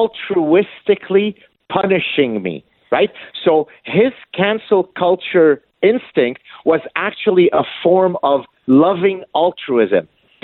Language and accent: English; Canada; I'll give you an example of that again as a Canadian who, technically speaking, has, you know, no dog in the fight and so on.